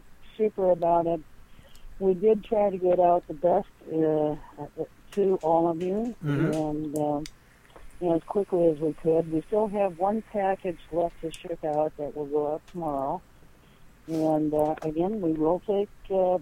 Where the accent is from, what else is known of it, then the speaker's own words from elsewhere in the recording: Midwest, United States; We from the Midwest